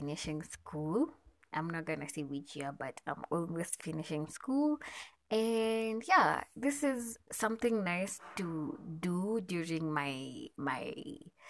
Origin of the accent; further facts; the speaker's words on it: Nairobi, Kenya; I am from Nairobi, Kenya